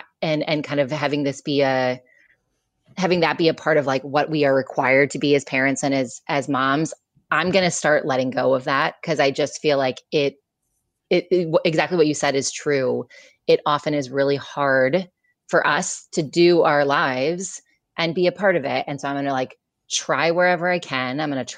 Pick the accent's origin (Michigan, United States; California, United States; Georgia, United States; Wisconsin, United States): Michigan, United States; now in New York City, United States; I grew up in Michigan, a liberal part of Michigan, but a liberal part of Michigan is still pretty like conservative on the balance.